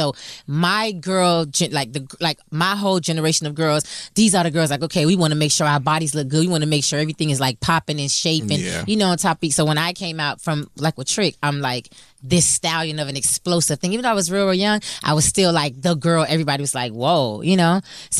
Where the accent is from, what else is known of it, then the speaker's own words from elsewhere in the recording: Miami, Florida, United States; So I come from Miami where there's